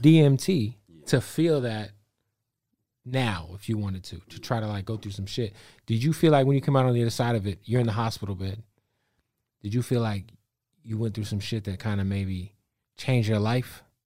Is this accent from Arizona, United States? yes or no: yes; Phoenix, Arizona, United States; I'm from Phoenix.